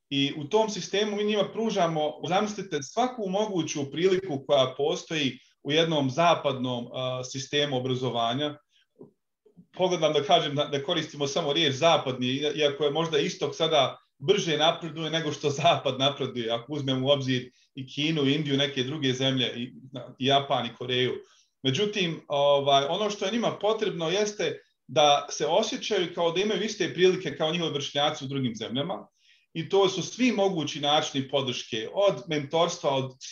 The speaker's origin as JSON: {"language": "Croatian", "town": "Tuzla", "region": "Tuzla Canton", "country": "Bosnia & Herzegovina", "tie": "born or raised there", "also_born_or_lived": "Australia", "moved": "yes", "said": "Veliki pozdrav za moj rodni kraj Tuzlu."}